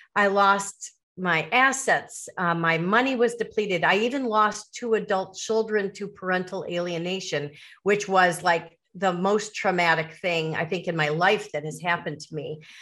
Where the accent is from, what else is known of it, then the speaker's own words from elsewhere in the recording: Chicago suburbs, Illinois, United States; growing up in the Chicago suburbs